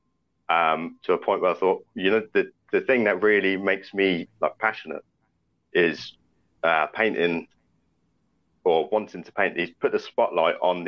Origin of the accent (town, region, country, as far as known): Southampton, South East England, United Kingdom; born or raised there